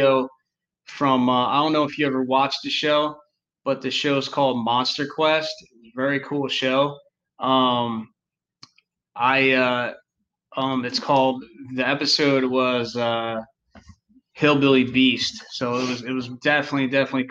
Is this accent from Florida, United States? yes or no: no; New Jersey, United States; now in North Carolina, United States; we're from New Jersey. We live in North Carolina now, but we're originally from New Jersey